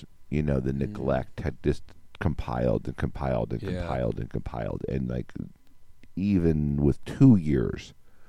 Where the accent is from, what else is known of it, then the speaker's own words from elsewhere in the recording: Wyoming, United States; I was a kid from Wyoming